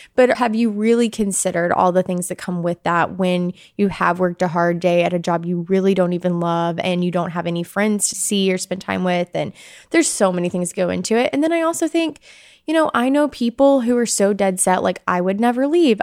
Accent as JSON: {"language": "English", "town": "Bentonville", "region": "Arkansas", "country": "United States", "tie": "born or raised there", "moved": "as an adult", "lives_now": "Columbia, Missouri, United States", "said": "I grew up in Arkansas my whole life and came to Mizzou for journalism"}